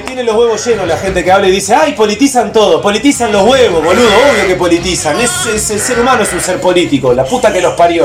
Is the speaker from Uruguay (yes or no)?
yes; Uruguay; nací en Uruguay